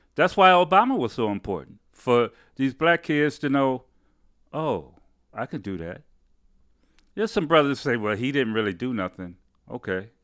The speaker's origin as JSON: {"language": "English", "town": "Detroit", "region": "Michigan", "country": "United States", "tie": "born or raised there", "also_born_or_lived": "Highland Park, Michigan", "said": "I grew up in, uh, Detroit, Michigan."}